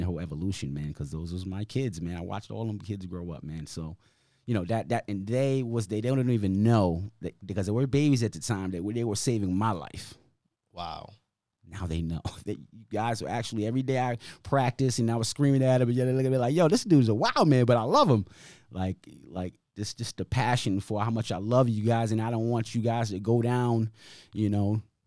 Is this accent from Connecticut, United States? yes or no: yes; Hartford, Connecticut, United States; moved away; I've been here since 1992, right? I was born in Hartford